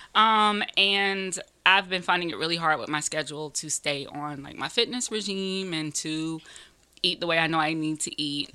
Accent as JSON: {"language": "English", "town": "Greenville", "region": "South Carolina", "country": "United States", "tie": "born or raised there", "moved": "yes", "lives_now": "New York, United States", "said": "I'm technically from New York. I was born in New York, but I grew up in Greenville, South Carolina."}